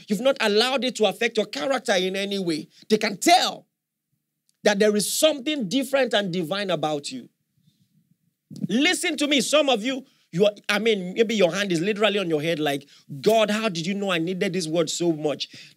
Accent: Nigeria; as a Nigerian

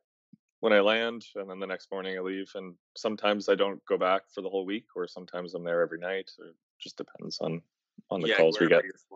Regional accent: Atlantic Canada, Canada; I'm not from Winnipeg. I don't live there. I'm from the East Coast, so I was commuted into work

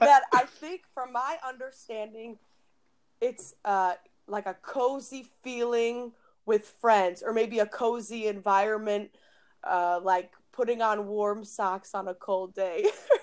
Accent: Midwest, United States; moved away as an adult; also born or lived in Chicago; now in Copenhagen, Denmark; I'm from the Midwest, so I experience horrendous winters

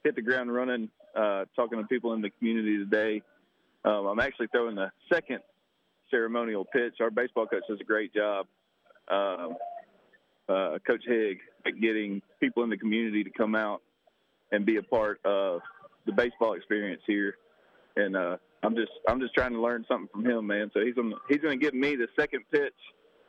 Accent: Baldwin County, Alabama, United States; born and raised in Baldwin County, went to Daphne High School

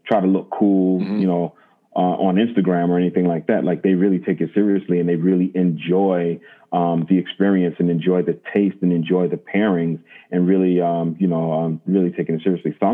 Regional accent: United States; I'm American

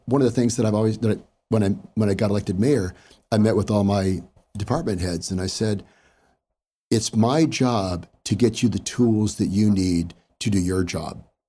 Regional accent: Hayward, California, United States; I grew up in Hayward, uh, born and raised

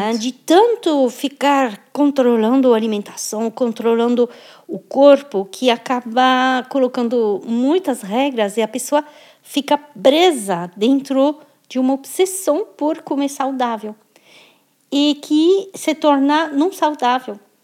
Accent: France; now in Brazil; sou, sou francesa, morando no Brasil, sou brasileira também

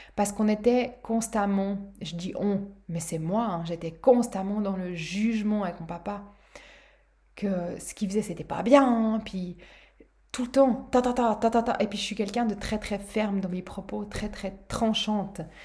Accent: Switzerland; Chez nous en Suisse

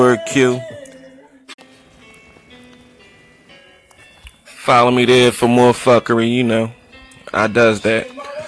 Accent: Philadelphia, Pennsylvania, United States; I was born in Philadelphia, I was raised in Philadelphia. I'm all Philly, baby

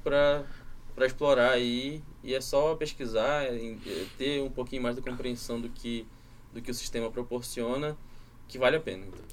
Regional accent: Pará, Brazil; moved away; Eu que sou do Pará, sinto isso demais, que lá na minha região chove o ano inteiro

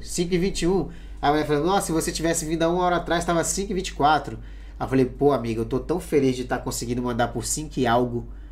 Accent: Pará, Brazil; moved away as an adult; now in Spain; é lá na minha cidade, lá no Pará

